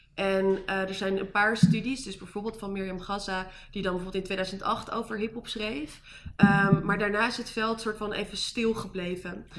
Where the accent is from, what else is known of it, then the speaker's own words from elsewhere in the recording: Amsterdam, North Holland, Netherlands; moved away; also born or lived in Amersfoort / Utrecht; ik kom uit Amsterdam. Ik heb een hele tijd in Amersfoort gewoond.